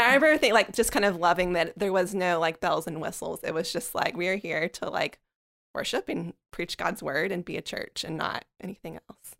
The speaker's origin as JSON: {"language": "English", "town": "Birmingham", "region": "West Midlands", "country": "United Kingdom", "tie": "born or raised there", "said": "I grew up in Birmingham."}